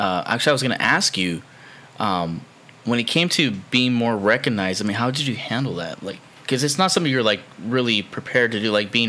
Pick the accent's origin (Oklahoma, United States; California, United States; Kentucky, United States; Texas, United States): California, United States; Los Angeles; I was born in East Los Angeles